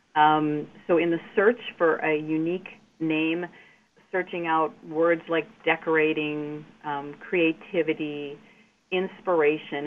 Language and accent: English; Glendale, Wisconsin, United States; I grew up in the North Shore area in Glendale